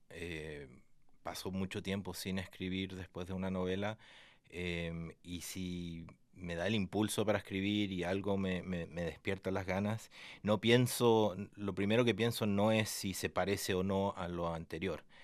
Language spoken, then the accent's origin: Spanish; Argentina; also born or lived in United States; nací en Estados Unidos, mi viejo es gringo, mi mamá es argentina y me crié en Latinoamérica, especialmente Argentina, pero llevo acá desde el 2005 que estoy acá.